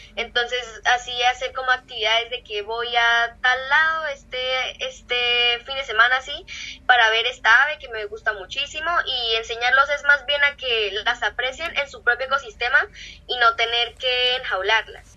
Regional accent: Neiva, Huila, Colombia; soy de Neiva, Colombia, Neiva Huila

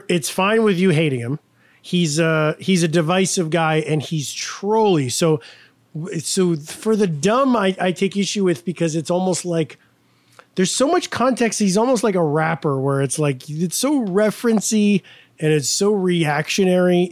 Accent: United States; I'm American

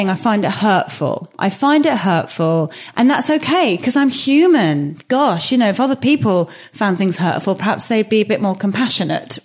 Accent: England, United Kingdom; this geographical space that I was raised

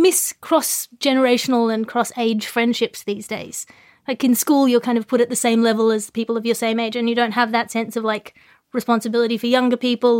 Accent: Sydney, New South Wales, Australia; In Sydney, where I did my driver's test, everyone does their practicing of their L plates near a park, Centennial

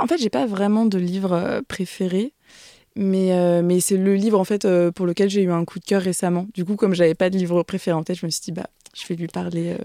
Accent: Mayenne, Pays de la Loire, France; moved away as an adult; also born or lived in Rennes; now in Paris, France; on a vécu que quelques années à Rennes. Après, on a déménagé en Mayenne. C'est pour ça que j'ai vraiment tous mes souvenirs en Mayenne.

